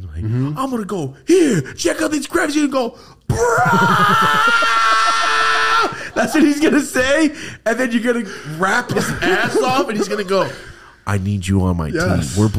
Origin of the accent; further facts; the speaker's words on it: Buffalo, New York, United States; I'm from Buffalo.